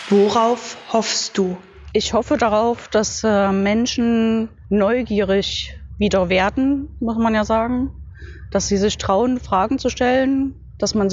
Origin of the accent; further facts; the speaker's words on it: Leipzig, Saxony, Germany; Ich bin hier in Leipzig, weil Leipzig meine Heimatstadt ist